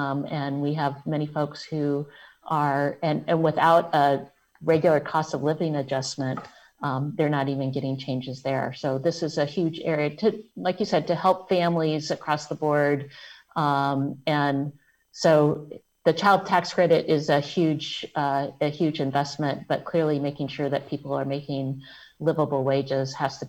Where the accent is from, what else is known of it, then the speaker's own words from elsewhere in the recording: Alabama, United States; born there; I was born in Alabama. In Alabama, it's still $7.25 an hour.